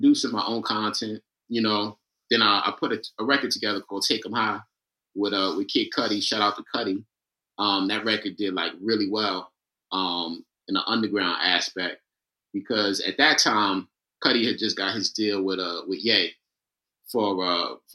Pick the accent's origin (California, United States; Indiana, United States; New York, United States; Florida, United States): New York, United States; New York City; Born and raised in Queens, New York.